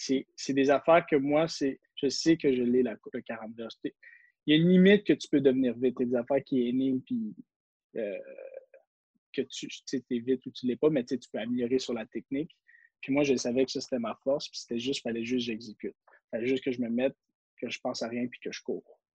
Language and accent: French; Quebec, Canada; en tant que Québécois